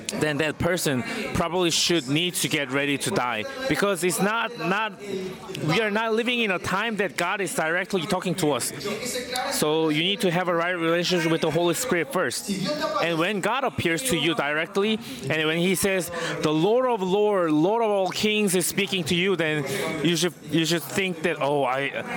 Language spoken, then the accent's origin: English; South Korea; first language Korean; English is a second language; I'm a Korean